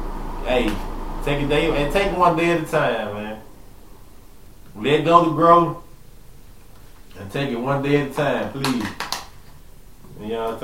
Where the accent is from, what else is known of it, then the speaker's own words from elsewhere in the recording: Manhattan, New York, United States; ABCU, straight from out the west side, and I'm from Manhattan, but man, they had the city on the goddamn map